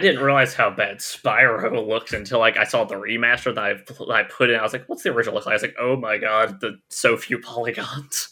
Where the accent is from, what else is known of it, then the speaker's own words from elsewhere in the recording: Alabama, United States; I am from the lovely, lovely state of Alabama